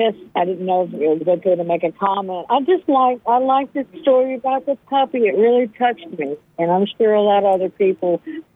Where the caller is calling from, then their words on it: Raleigh, North Carolina, United States; Raleigh, North Carolina.